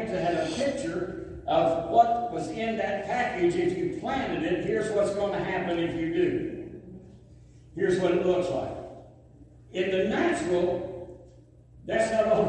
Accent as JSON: {"language": "English", "region": "the South", "country": "United States", "said": "I'm from the South."}